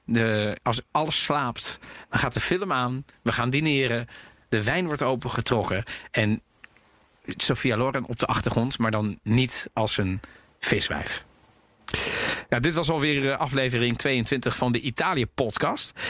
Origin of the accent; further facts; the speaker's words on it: Netherlands; ik ben ook opgegroeid in Nederland